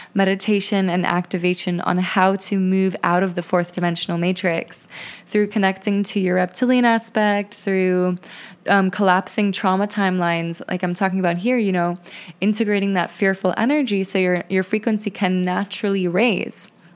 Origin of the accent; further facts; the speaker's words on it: Lithuania; moved away; Lithuania to visit my home country, visit my roots, and reconnect with my ancestry there